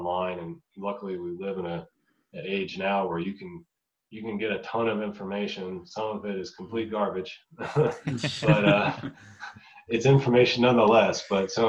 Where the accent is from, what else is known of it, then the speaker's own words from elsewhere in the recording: the South, United States; I grew up in the South